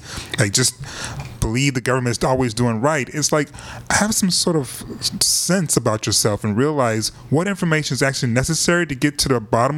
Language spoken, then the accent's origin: English; Detroit, Michigan, United States; I'm from Detroit